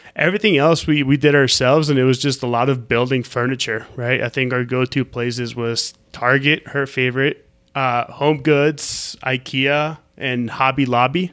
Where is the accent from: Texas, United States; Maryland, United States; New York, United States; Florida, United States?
Florida, United States; Orlando; moved away; also born or lived in Colombia; I'm from Orlando